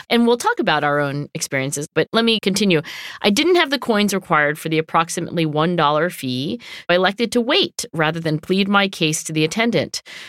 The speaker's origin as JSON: {"language": "English", "country": "Canada", "said": "She is from Europe. I'm from Canada."}